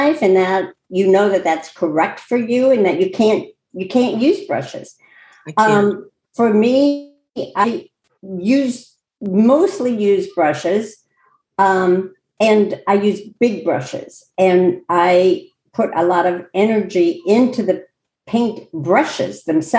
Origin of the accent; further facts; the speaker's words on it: Chicago, Illinois, United States; I grew up in Chicago and used to go to the Art Institute of Chicago